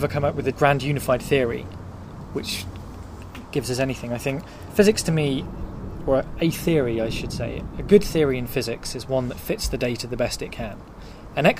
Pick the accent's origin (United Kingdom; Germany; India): United Kingdom; Norfolk, East of England; I grew up in Norfolk